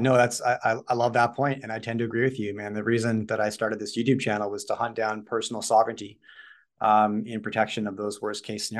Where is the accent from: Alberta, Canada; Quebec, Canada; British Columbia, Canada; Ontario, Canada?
British Columbia, Canada; Vancouver; I grew up in Vancouver